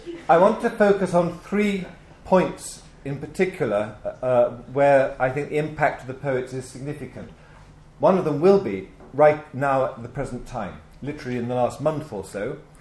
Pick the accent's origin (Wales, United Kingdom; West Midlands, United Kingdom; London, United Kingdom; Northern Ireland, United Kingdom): West Midlands, United Kingdom; Birmingham; I was born in Birmingham